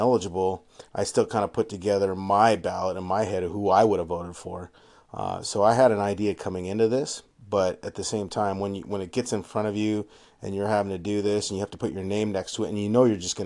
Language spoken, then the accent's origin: English; Havre, Montana, United States; also born or lived in Western Washington; now in Seattle, United States; I'm coming to you semi-live from Havre, Montana. Yes, that's my hometown